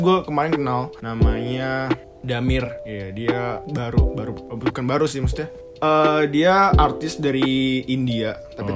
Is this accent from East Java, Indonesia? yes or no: yes; Malang, East Java, Indonesia; gue dari Malang